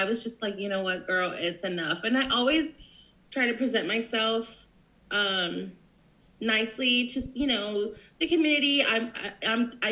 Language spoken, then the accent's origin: English; Corpus Christi, Texas, United States; also born or lived in Florida; now in San Antonio, United States; I spent all my life in Corpus since I was like 3. We moved from Florida.